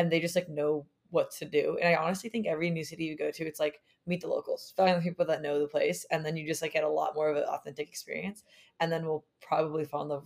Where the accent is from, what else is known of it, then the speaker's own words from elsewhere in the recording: California, United States; growing up in California too